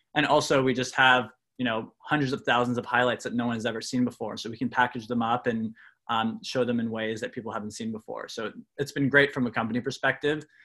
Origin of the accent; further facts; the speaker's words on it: Canada; I'm from Canada.